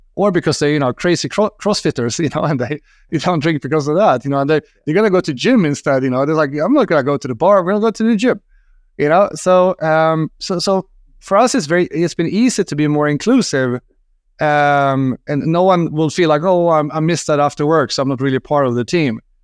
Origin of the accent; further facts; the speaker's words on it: Sweden; I'm from Sweden, and in Sweden we like licorice